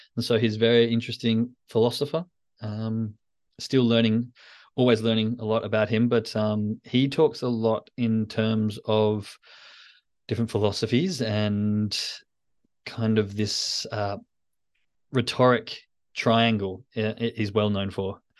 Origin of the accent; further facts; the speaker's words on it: Australia; as an Australian